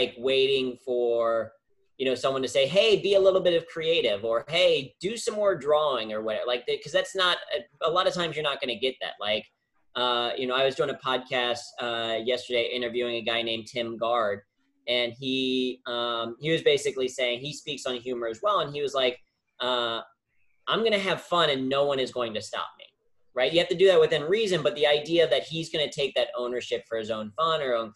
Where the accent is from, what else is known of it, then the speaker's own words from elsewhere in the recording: Cincinnati, Ohio, United States; first language English; moved away as an adult; now in New York City, United States; when I decided to move from Cincinnati, where I grew up, my hometown